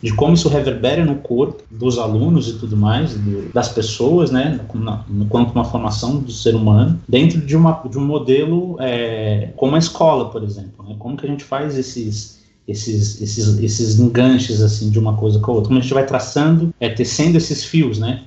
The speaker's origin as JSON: {"language": "Portuguese", "region": "São Paulo", "country": "Brazil", "tie": "born or raised there", "said": "eu moro aqui em São Paulo, nasci aqui em São Paulo"}